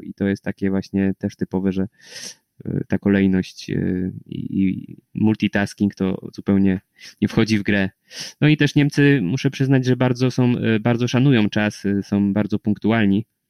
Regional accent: Poland

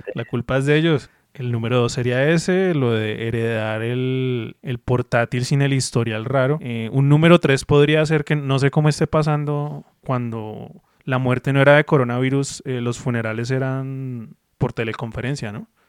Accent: Colombia; also born or lived in Bogotá; uno como colombiano

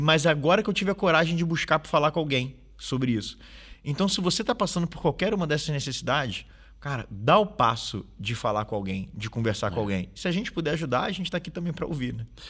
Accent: Rio de Janeiro, Brazil; now in Portugal; No Brasil, de onde eu venho, do Rio de Janeiro

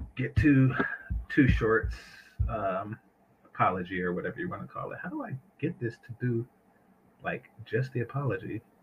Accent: San Francisco Bay Area, California, United States; I'm from the Bay

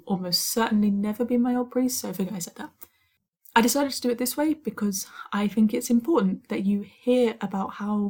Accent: United Kingdom; I'm a Brit

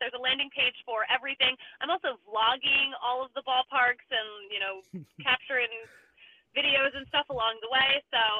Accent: Philadelphia, Pennsylvania, United States; I'm from Philly.

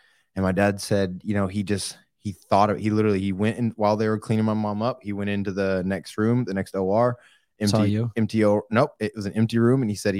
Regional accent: Oklahoma, United States; Growing up in Oklahoma and Hunter, you know how this is, being in like small towns. We got in a lot of fights.

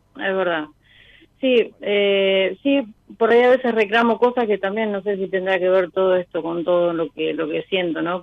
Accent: Bolívar, Buenos Aires Province, Argentina; Yo soy de Bolívar

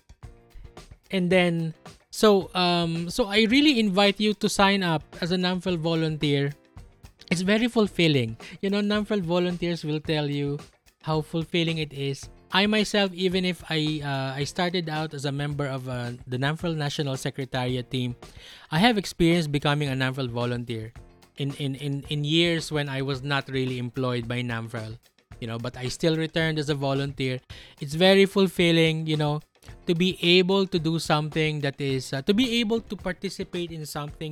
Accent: Philippines

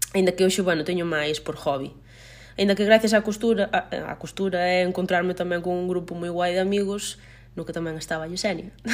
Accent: Teo, Galicia, Spain; teño 33 anos, son de Teo, eh, son a maior de tres irmáns, un chico e unha chica. Eh, sempre vivi na aldea e sigo vivindo

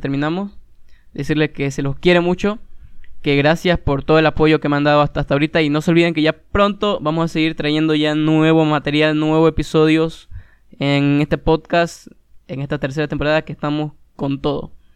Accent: Santa Cruz de la Sierra, Santa Cruz, Bolivia; de mi tierra, que es Santa Cruz, Bolivia

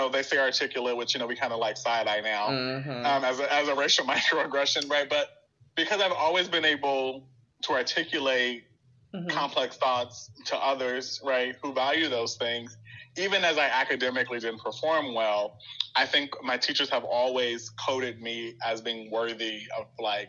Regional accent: Chicago, Illinois, United States; Like, partly why I'm so staunchly, like, I'm still from Chicago is I spent most of my summers in Chicago

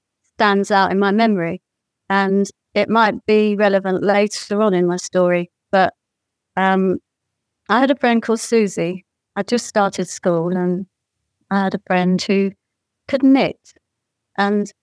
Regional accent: Bournemouth, South West England, United Kingdom; now in Ireland; my hometown, which was Bournemouth on the South Coast

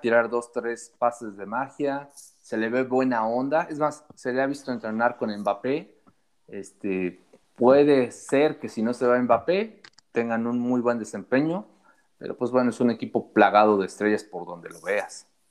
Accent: Puebla, Mexico; como poblano

